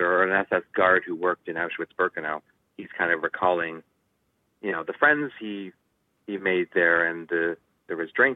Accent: Toronto, Ontario, Canada; we're both local. We're from Toronto.

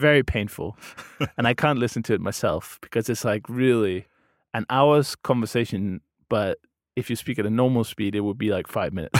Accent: Denmark; first language Danish; English is a second language; I'm from Denmark

